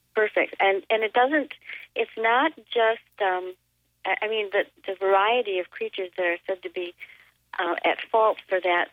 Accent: Elkhorn, Wisconsin, United States; My hometown of Elkhorn, which is in the center of Walworth County, southeastern Wisconsin

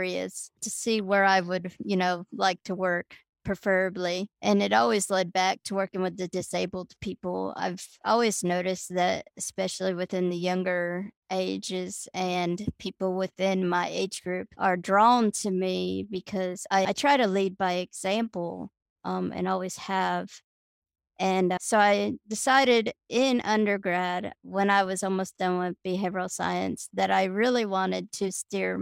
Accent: Miami, Florida, United States; now in Huntsville, United States; I grew up down in Miami, Florida

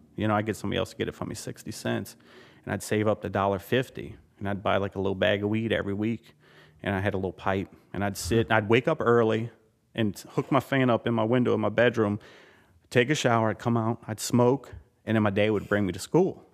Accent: Louisiana, United States; I was born and raised in Louisiana

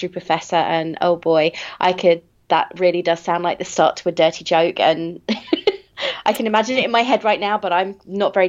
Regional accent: England, United Kingdom; I am English, and at a certain point in history, I think at the time of the War for Independence, we stopped learning American history at school

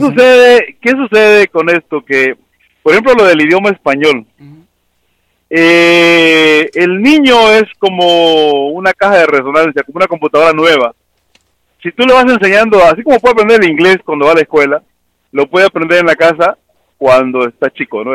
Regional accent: Mexico; now in United States

